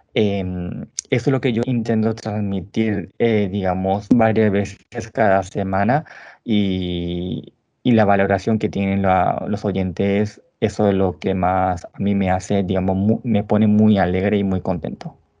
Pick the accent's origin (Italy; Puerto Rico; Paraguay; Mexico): Paraguay; nací en Paraguay hace 33 años.